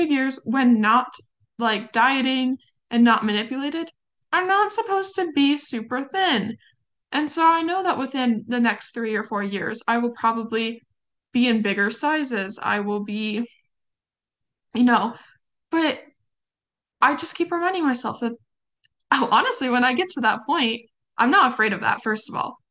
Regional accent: California, United States; You can tell I'm from California. I say you guys all the time

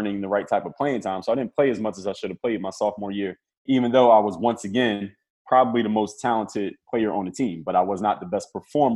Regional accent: Philadelphia, Pennsylvania, United States; I'm from Philadelphia

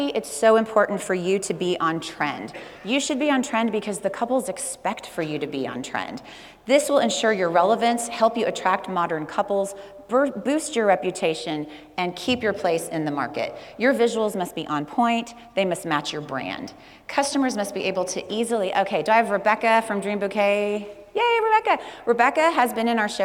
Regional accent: Texas, United States; I'm from Texas

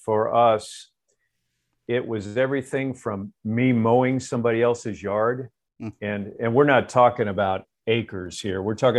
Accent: Florida, United States; moved away; I'm from Florida

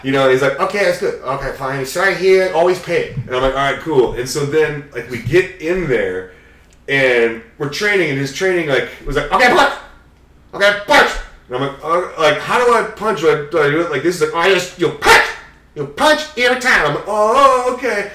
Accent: Redmond, Washington, United States; I was growing up in the Redmond area

